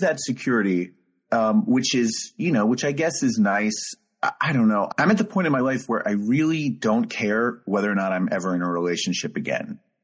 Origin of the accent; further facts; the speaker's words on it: New York, United States; just being a New Yorker